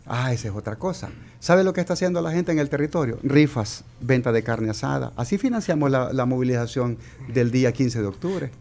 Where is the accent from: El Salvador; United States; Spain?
El Salvador; somos salvadoreños